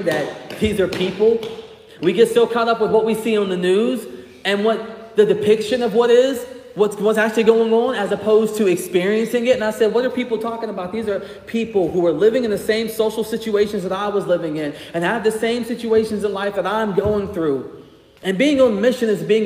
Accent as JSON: {"language": "English", "town": "Greenville", "region": "South Carolina", "country": "United States", "tie": "born or raised there", "also_born_or_lived": "St. Albans, West Virginia", "moved": "as an adult", "lives_now": "Charleston, United States", "said": "I grew up in Greenville, South Carolina"}